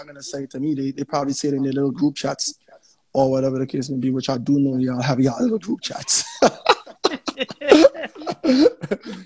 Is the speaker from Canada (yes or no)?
no; St. Vincent & Grenadines; I'm from St. Vincent and the Grenadines